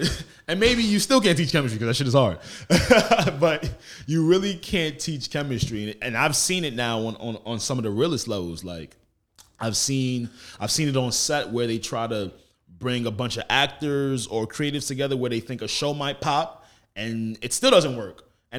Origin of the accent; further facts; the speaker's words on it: Roosevelt, New York, United States; I'm from Roosevelt. Yeah. So it's like a 2.5-3 mile radius.